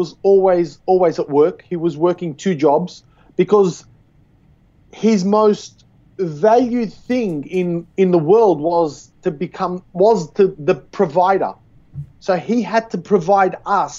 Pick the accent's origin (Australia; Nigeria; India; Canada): Australia; Sydney, New South Wales; I was born and bred in Australia, in Sydney